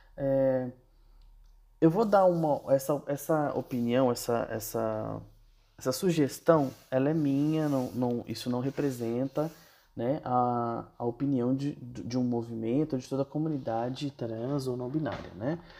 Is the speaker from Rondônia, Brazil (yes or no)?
no; Brasília, Federal District, Brazil; moved away as an adult; now in São Paulo, Brazil; Sou de Brasília e moro em São Paulo já há quatro anos.